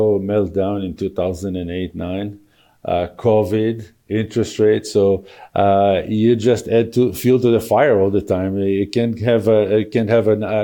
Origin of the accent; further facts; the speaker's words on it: Israel; moved away as an adult; also born or lived in Tel Aviv; now in Calgary, Canada; I was born and raised in Israel and lived there for 39 years